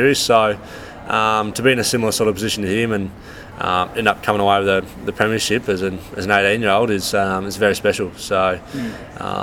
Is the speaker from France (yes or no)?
no; Glenelg zone, South Australia, Australia; growing up in the Glenelg zone